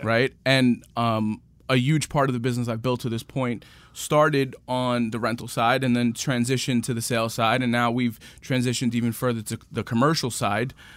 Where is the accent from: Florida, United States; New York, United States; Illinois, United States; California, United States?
New York, United States; New York City; I'm from Queens. Born and raised, my parents still live in the same house I grew up in, in Rego Park.